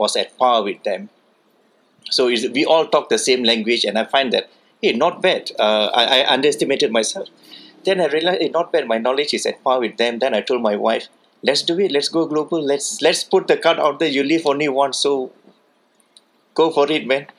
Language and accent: English; Kuala Lumpur, Malaysia; I'm from Kuala Lumpur, Malaysia.